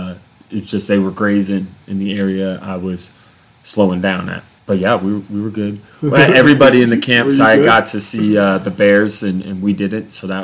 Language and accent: English; Las Vegas, Nevada, United States; moved away; also born or lived in Pacific Northwest; growing up in Vegas